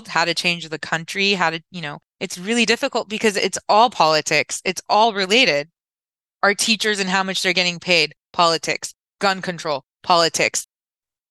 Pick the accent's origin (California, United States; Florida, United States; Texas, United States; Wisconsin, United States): California, United States; Orange County; I'm from Orange County, California